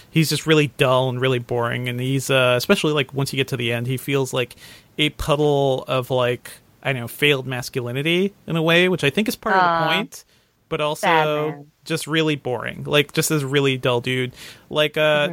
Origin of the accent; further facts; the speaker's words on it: Connecticut, United States; I grew up in Connecticut